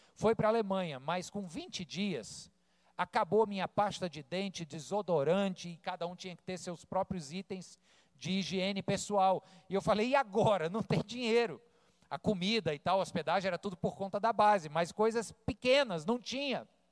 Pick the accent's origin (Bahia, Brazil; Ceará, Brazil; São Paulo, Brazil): Ceará, Brazil; Fortaleza; also born or lived in Rio de Janeiro, Brazil; Quando eu cheguei em Fortaleza, eu tinha 10 anos, eu vim do Rio, 1985, cheguei aqui com 10 anos, e fui um pré-adolescente traquina